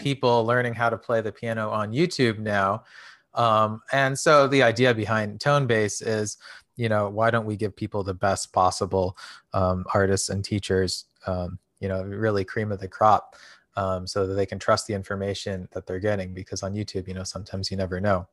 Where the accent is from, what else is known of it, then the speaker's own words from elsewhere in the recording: United States; speaking as an American